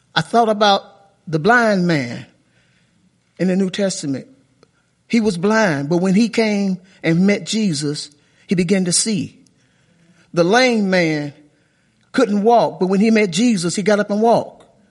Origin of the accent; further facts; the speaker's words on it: Chicago, Illinois, United States; moved away; when I was a little kid growing up in Sh, on the south side of Chicago